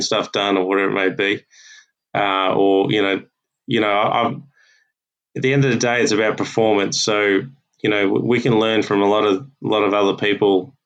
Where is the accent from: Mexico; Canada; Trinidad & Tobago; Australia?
Australia; as Aussie coaches